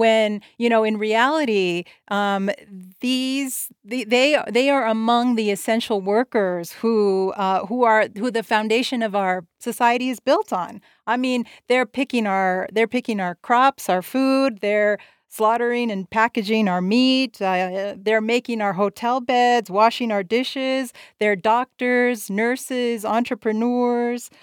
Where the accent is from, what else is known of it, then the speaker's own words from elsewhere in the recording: El Paso, Texas, United States; I'm here, uh, in my hometown of El Paso, Texas